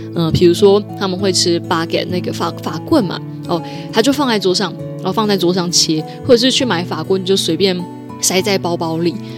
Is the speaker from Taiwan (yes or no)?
yes; Taiwan; 你知道我们台湾人就是，呃，遇到外国人的时候就很想跟他讲英文